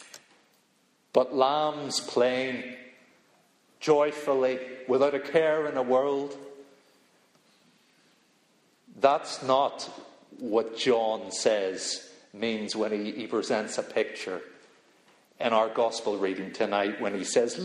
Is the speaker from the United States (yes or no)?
no; Belfast, Northern Ireland, United Kingdom; moved away; I'm from Belfast